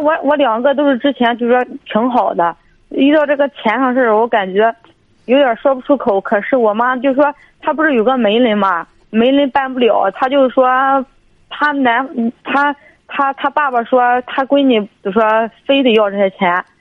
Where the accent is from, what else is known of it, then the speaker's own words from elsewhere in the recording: Dezhou, Shandong, China; 我是那个德州这一块儿的